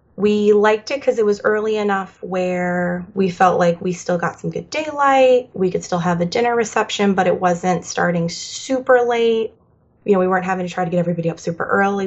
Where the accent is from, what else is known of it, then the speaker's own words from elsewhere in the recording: Florida, United States; we're from Florida